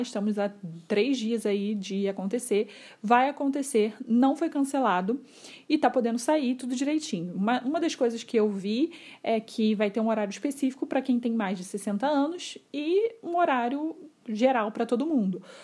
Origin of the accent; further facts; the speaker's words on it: Rio de Janeiro, Brazil; eu não sou de São Paulo, eu sou aqui do Rio de Janeiro, de uma cidade bem pequena, onde todo mundo se conhece